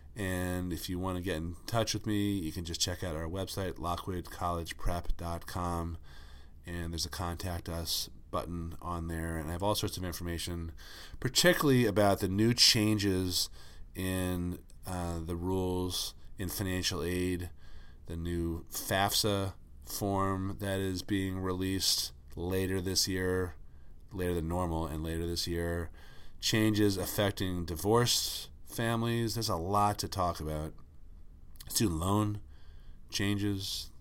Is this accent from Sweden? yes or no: no; Northeast, United States; I grew up in the Northeast.